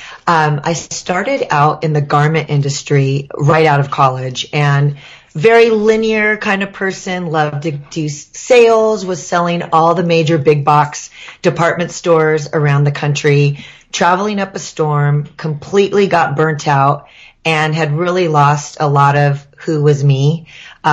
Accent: Manhattan Beach, California, United States; We're actually from Manhattan Beach, California.

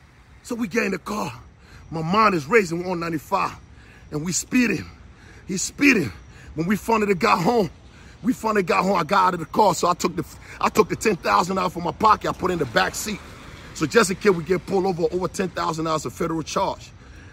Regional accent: New Jersey, United States; I ain't want no problem, man. I'm from Jersey, man, I know.

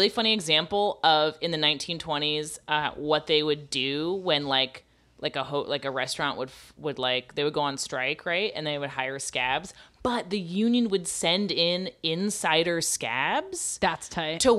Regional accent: New York, United States; something I've never seen in my 50 years as a New Yorker happened.

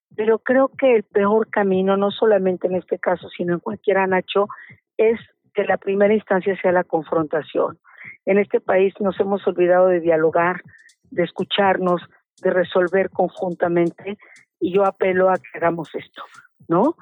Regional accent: State of Mexico, Mexico; Yo soy ciudadana del Estado de México

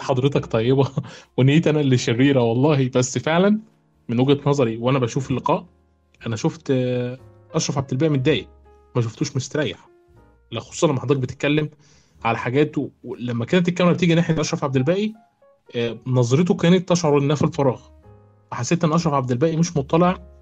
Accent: Egypt; النقابه عندنا في مصر

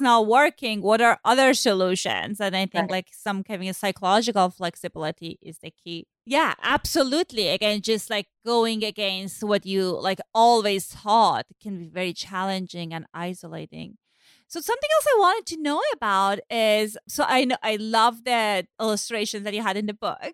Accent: Iran; moved away; So I grew up in Iran, as I said, and my mom. So I grew up right after Iranian Revolution. I was born then

